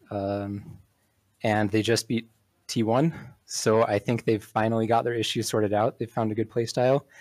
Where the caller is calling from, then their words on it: Utah, United States; Uh, middle of nowhere, Utah.